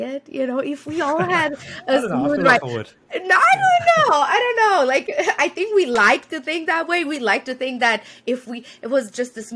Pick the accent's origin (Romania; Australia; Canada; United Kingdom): Romania; moved away as an adult; also born or lived in Rwanda / Burma; now in United States; I was born in Romania, decided to leave that whole continent, move to America, create a new life